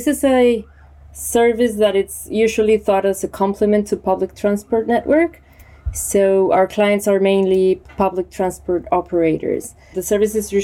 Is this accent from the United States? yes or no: no; Colombia; moved away as an adult; now in Barcelona, Spain; I'm originally from Colombia, but I live in Barcelona 6 years ago.